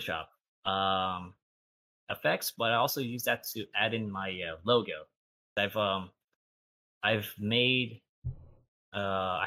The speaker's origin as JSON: {"language": "English", "town": "Torrance", "region": "California", "country": "United States", "tie": "born or raised there", "also_born_or_lived": "San Pedro, California", "said": "around the third grade, I moved from San Pedro to Torrance."}